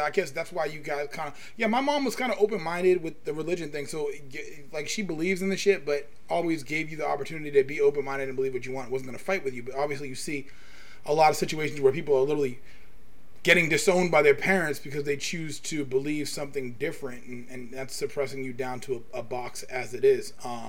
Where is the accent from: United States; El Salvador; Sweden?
El Salvador; now in Canada; I'm not El Salvadorian anymore, I'm Canadian.